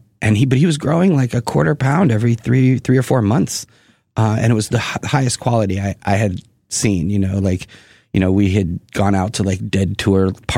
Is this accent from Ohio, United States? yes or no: no; Boston, Massachusetts, United States; moved away as an adult; also born or lived in Houston / Virginia; And then we moved to Boston. And so I grew up... I tell people I'm from Boston, basically, because